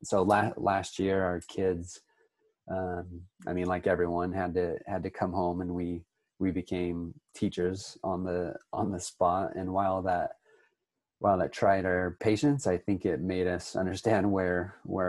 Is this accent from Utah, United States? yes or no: yes; Utah, United States; born and raised in Utah. I own a house flipping company here in Utah